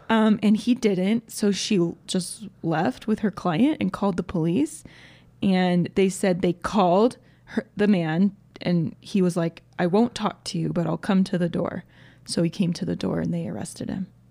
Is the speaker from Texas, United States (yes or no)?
no; Georgia, United States; now in Utah, United States; I grew up in Georgia, where there's way more trees, and basically anytime there was a thunderstorm, the power went out